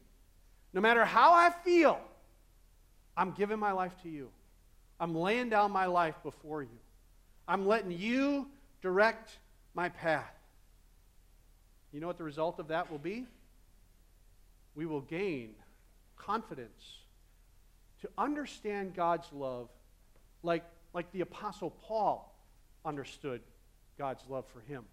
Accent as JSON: {"language": "English", "region": "Midwest", "country": "United States", "said": "I'm a Midwesterner"}